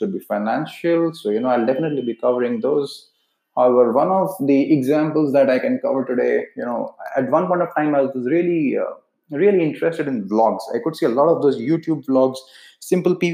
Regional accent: India; accent: Indian; Being from India, my accent is pretty much Indian

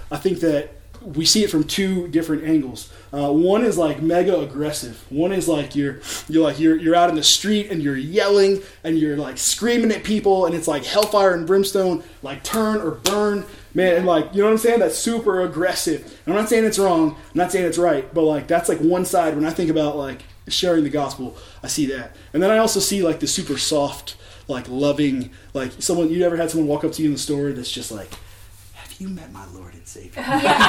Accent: Richmond, Virginia, United States; I was born here in Richmond.

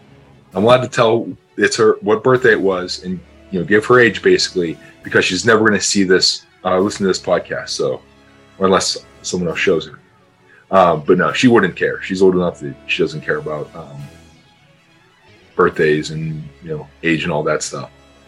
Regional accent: Pittsburgh, Pennsylvania, United States; I grew up in Pittsburgh, so that's why they're my, you know, the favorite hometown team.

